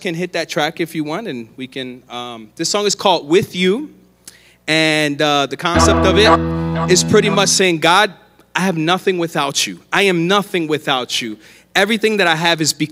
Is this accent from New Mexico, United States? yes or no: no; Philadelphia, Pennsylvania, United States; moved away as an adult; now in Arizona, United States; I'm from Philadelphia, born and raised.